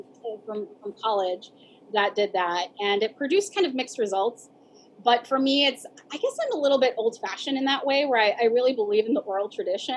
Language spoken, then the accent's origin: English; Chula Vista, California, United States; also born or lived in Washington, District of Columbia, United States; I was raised here in Chula Vista, and I was bilingual